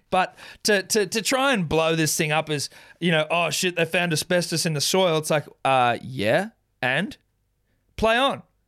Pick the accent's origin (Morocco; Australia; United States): Australia